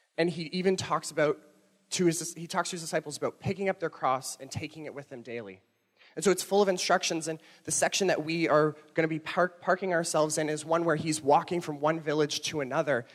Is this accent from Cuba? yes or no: no; Toronto, Ontario, Canada; moved away; I'm not from here. I'm from Toronto, and when I moved here